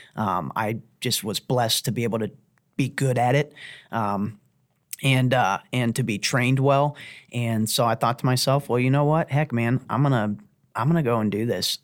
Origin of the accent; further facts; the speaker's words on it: Uniontown, Ohio, United States; I graduated from Lake High School, um, and, uh, lived in Uniontown, Ohio